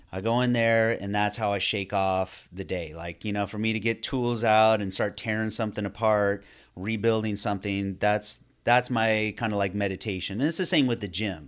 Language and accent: English; Northern California, United States; now in Florida, United States; I grew up in Northern California